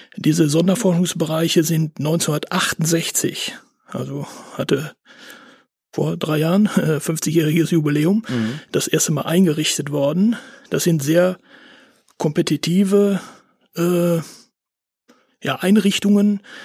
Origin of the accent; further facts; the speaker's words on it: Bielefeld, North Rhine-Westphalia, Germany; also born or lived in Paderborn; Ich äh, bin gebürtiger Bielefelder